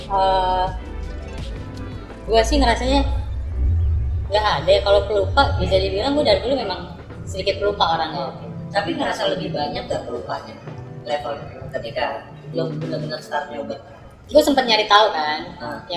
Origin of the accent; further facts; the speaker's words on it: Lampung, Indonesia; moved away as an adult; now in Jakarta, Indonesia; gue harus balik ke Jakarta hmm. kan karena keluarga gue udah pindah tadi gue besar di Lampung hmm. keluarga gue udah Jakarta duluan